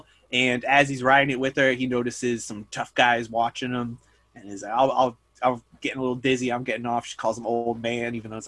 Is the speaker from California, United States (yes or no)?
no; about an hour from Hudson, New York, United States; for me growing up, it was about like an hour away.